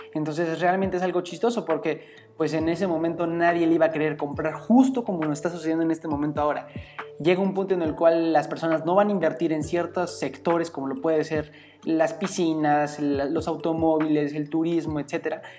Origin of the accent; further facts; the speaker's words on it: Mexico; como estudiantes, como mexicanos